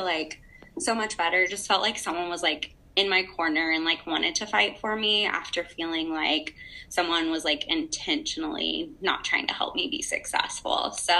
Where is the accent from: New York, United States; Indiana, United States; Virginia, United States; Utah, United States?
Indiana, United States; rural; I'm from the middle of nowhere, Indiana